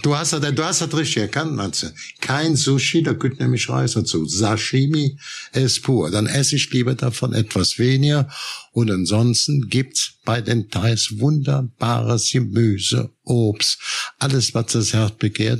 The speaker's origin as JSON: {"language": "German", "town": "Cologne", "region": "North Rhine-Westphalia", "country": "Germany", "said": "ich komme ja aus Köln"}